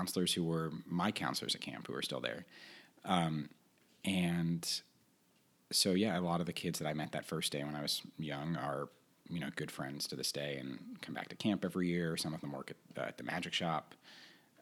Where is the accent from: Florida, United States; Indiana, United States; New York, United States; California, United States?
New York, United States; I grew up here in New York